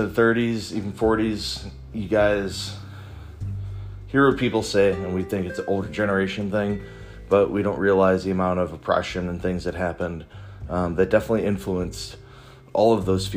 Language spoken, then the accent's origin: English; Chicago, Illinois, United States; I'm Puerto Rican and I grew up in Chicago